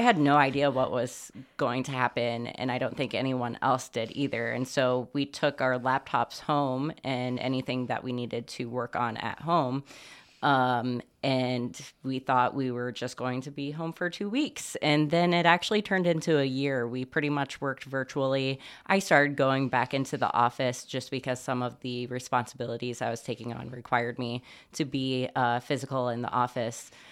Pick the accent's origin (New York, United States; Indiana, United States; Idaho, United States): Indiana, United States; Bloomington; also born or lived in Brownsburg, Indiana; now in Muncie, United States; I was born in Bloomington, Indiana, in the hills of southern Indiana